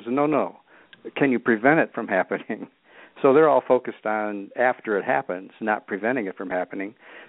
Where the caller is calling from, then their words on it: Michigan, United States; About 80 miles north and west of Detroit.